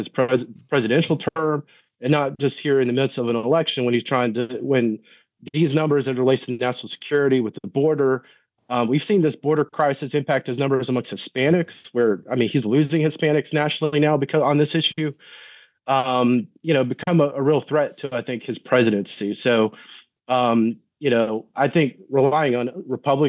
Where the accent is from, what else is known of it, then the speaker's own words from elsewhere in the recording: Doraville, Georgia, United States; I grew up in Doraville. We grew up basically in the Buford Highway corridor